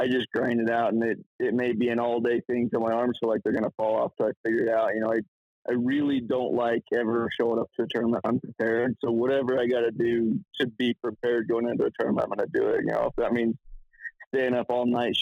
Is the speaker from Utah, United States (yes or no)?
yes; Utah, United States; I grew up here in Utah